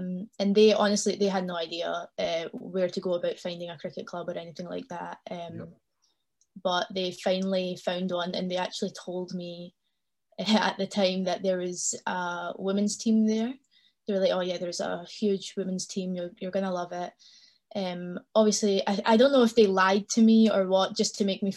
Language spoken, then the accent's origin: English; Glasgow, Scotland, United Kingdom; I was born and raised in Glasgow. I lived here all my life.